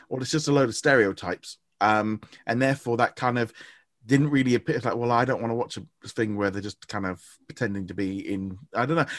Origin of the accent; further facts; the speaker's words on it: United Kingdom; I'm British